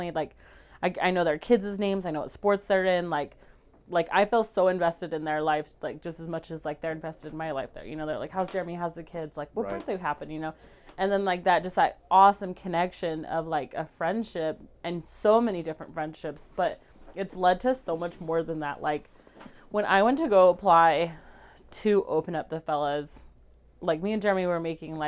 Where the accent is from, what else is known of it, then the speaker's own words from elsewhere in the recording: Indianola, Utah, United States; I grew up in Indianola. Most people don't know where that is, so I always just say Fairview, but Indianola is like 15 minutes north of Fairview.